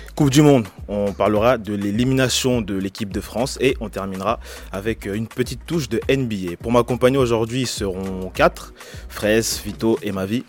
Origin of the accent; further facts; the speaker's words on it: DR Congo; en tant que Congolais